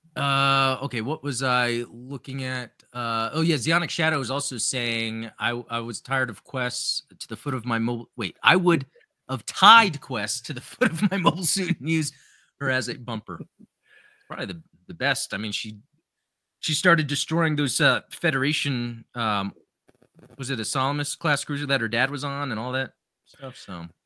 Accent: United States; growing up in the United States

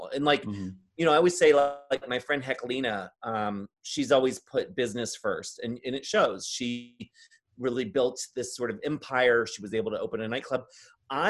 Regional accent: Maryland, United States; I grew up in Maryland

